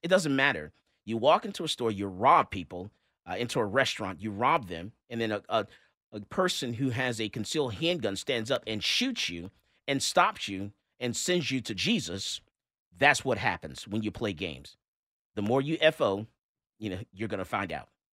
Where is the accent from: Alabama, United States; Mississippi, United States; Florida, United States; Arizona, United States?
Florida, United States; Fort Lauderdale; now in Texas, United States; That's my home state where I was born, Fort Lauderdale, Florida